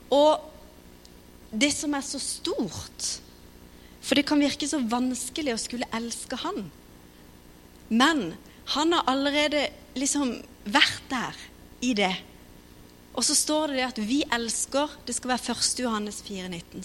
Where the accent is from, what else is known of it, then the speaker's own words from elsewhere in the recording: Kristiansand, Agder, Norway; Vi kommer fra Philadelphia, Kristiansand. Har vokst opp